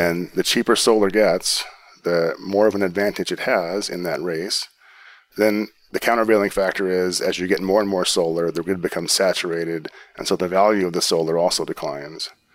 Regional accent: Pacific Northwest, United States; I grew up in the Pacific Northwest

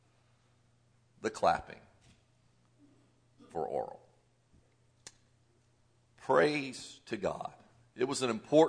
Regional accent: Southern Indiana, United States; I grew up in the Southern Indiana area

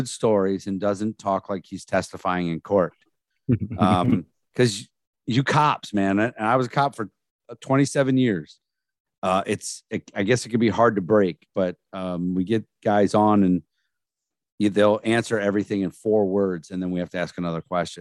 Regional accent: Northeast Ohio, United States; I am from Northeast Ohio.

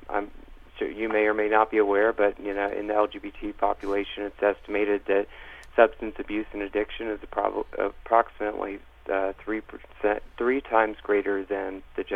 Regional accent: Cincinnati, Ohio, United States; also born or lived in Indianapolis; I'm a gay male living in the Cincinnati area, born and raised in Cincinnati, spent some time in Indianapolis as well

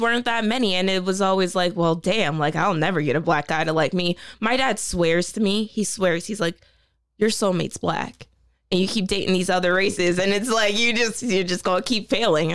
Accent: Middletown, Delaware, United States; I'm from Middletown, Delaware.

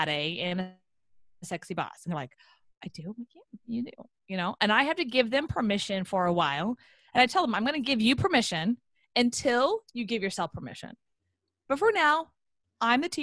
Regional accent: Houston, Texas, United States; I'm from Houston

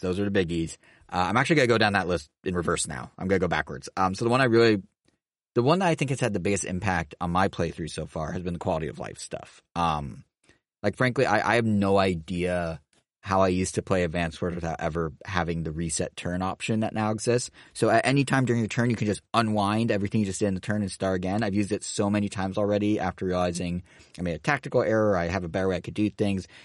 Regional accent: Montana, United States; moved away; I grew up in Montana

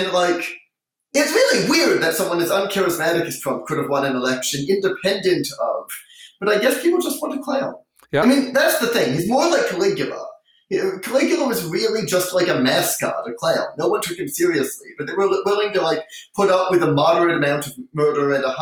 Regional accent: United States; as an American

